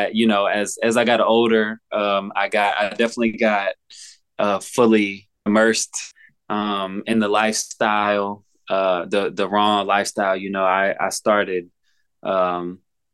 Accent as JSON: {"language": "English", "town": "Olive Branch", "region": "Mississippi", "country": "United States", "tie": "born or raised there", "also_born_or_lived": "Memphis, Tennessee", "said": "I grew up in Mississippi, like right on the border of Memphis. It's called Olive Branch."}